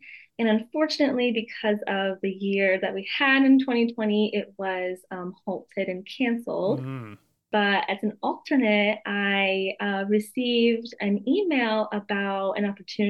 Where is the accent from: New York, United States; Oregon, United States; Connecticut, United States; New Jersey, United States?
Connecticut, United States; moved away as an adult; now in Arizona, United States; I was born and raised in Connecticut, and that is where I did my AmeriCorps service terms.